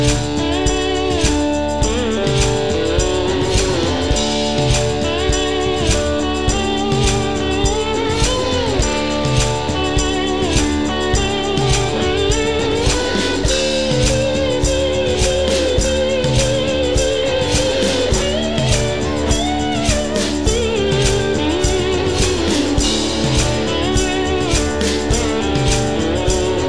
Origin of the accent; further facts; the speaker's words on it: Blue Ridge Mountains, Georgia, United States; now in Tennessee, United States; We're from the Blue Ridge Mountains in Georgia originally